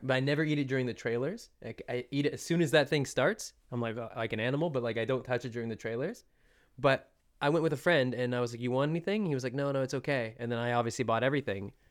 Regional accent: British Columbia, Canada; I'm from British Columbia

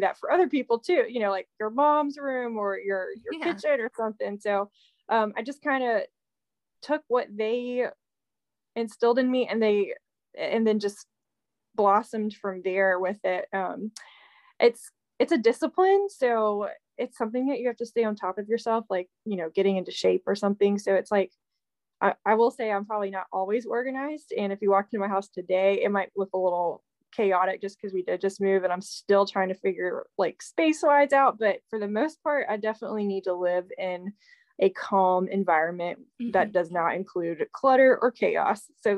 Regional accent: Virginia, United States; So hello, I'm from Virginia, and I've been doing this for probably, about 3 years now

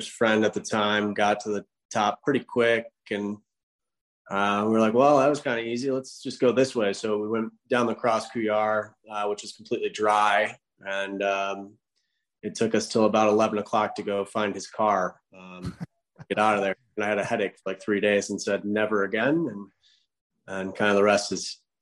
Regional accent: Michigan, United States; moved away as an adult; I grew up in Michigan

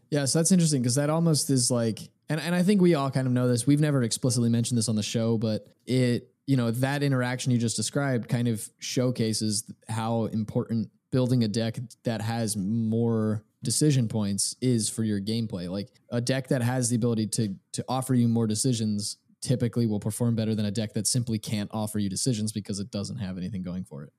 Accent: New Jersey, United States; I was from South Jersey

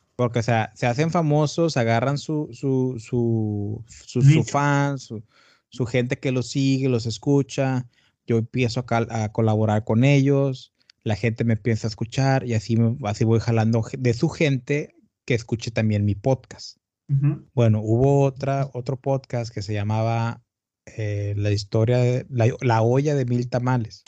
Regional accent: Tamaulipas, Mexico; also born or lived in Brownsville, Texas; Yo soy de Tamaulipas, del norte de México. Ajá. Y ahorita estoy en, bueno, ahorita estoy en Matamoros, Tamaulipas.

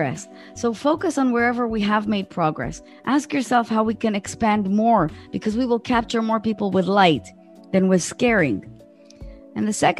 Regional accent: Israel; in my country, I'm from Israel

